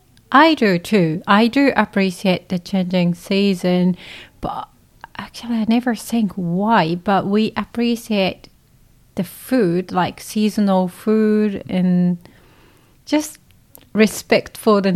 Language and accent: English; Kyoto, Japan; English is a second language; I'm from Japan, Kyoto City in Japan. And Kyoto is a tourist city because it's former capital in Japan. So I was born in there and grew up there.